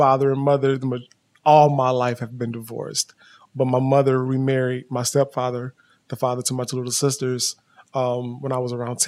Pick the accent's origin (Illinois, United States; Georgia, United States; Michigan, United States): Georgia, United States; right outside of Atlanta; also born or lived in California; So I was born in California, but I was raised in Georgia, right outside of Atlanta.